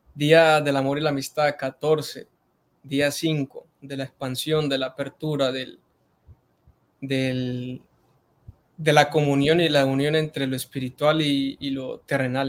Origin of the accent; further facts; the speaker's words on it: Arauca, Colombia; en este momento estoy en Arauca, Arauca, Arauca, la tierra del joropo, del, llaner, del llanero nato